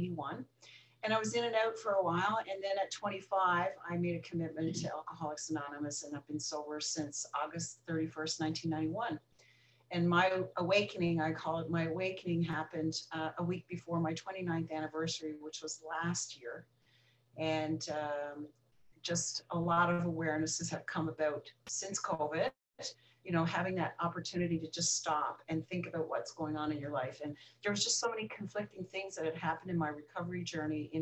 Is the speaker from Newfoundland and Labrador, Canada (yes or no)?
yes; Newfoundland and Labrador, Canada; also born or lived in Florida; now in Toronto, Canada; I'm originally from Newfoundland in Canada, last province east of Canada. I live in Toronto